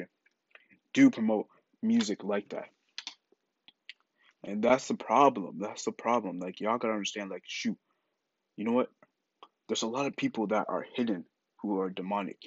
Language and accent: English; Ghana; I'm Ghanaian, so we're both African.